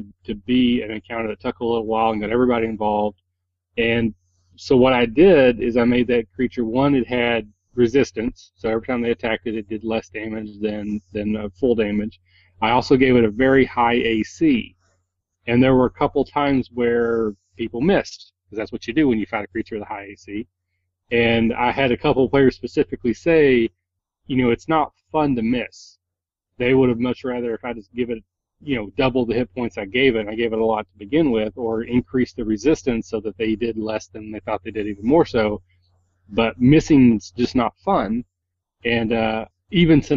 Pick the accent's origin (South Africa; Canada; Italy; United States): United States; Kentucky; I'm from Kentucky and I'm a hick and I can't pronounce a lot of words right